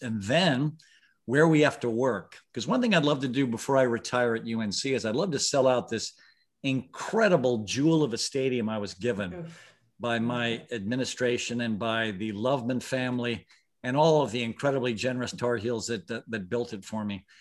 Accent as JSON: {"language": "English", "town": "Mumbai", "region": "Maharashtra", "country": "India", "tie": "born or raised there", "said": "I was born in Bombay, India"}